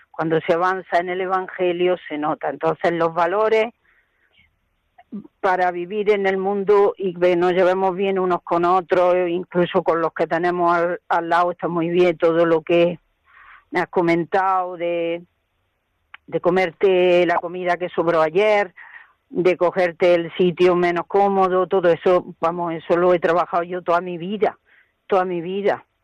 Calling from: Granada, Andalusia, Spain; En la carretera de La Zubia una finca muy grande de Nogales Alto, Trini. Ahí estoy.

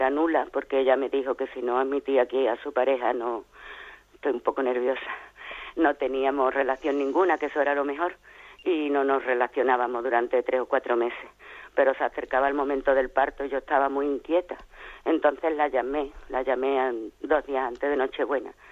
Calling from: San Fernando, Andalusia, Spain; de San Fernando, Cádiz.

